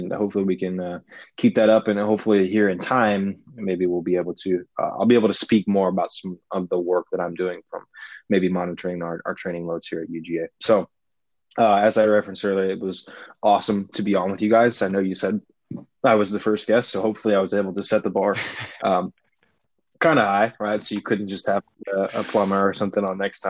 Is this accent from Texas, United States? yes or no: no; Indiana, United States; I grew up in Indiana